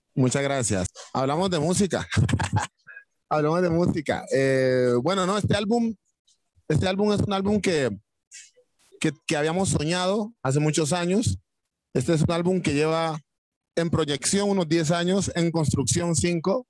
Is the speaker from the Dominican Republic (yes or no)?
no; Timbiquí, Cauca, Colombia; now in Cali, Colombia; cuando nos vinimos de Timbiquí a Cali